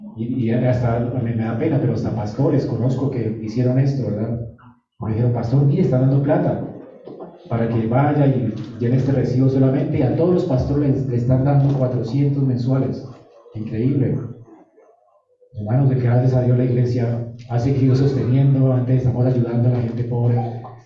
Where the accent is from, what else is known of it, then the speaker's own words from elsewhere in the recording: Colombia; Así somos los colombianos